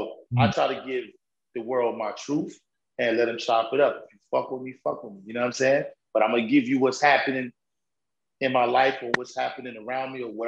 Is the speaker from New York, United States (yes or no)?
yes; New York, United States